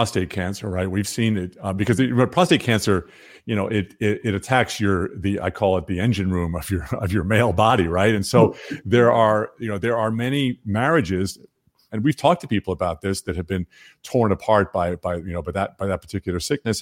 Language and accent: English; Long Island, New York, United States; I was born on Long Island, but the whole several generations of my families are farmers in North Carolina